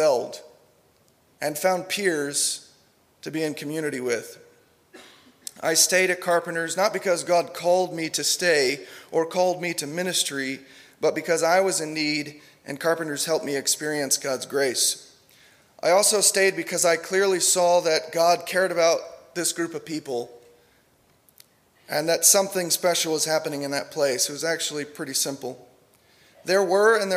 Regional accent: New Jersey, United States; moved away as an adult; now in Lubbock, United States; I grew up in New Jersey

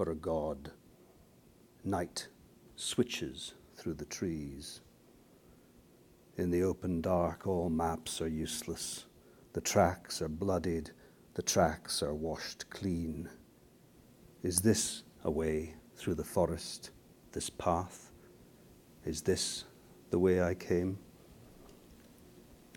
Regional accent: Aberdeen, Scotland, United Kingdom; also born or lived in Scone, Perthshire; I was born in Perthshire, Scone, the ancient capital of Scotland, but I actually was brought up in this place, on the northeast coast of Scotland, Aberdeen.

